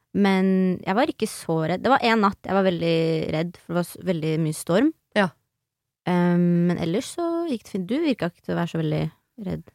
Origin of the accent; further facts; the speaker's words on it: Nes, Norway; jeg er fra Nes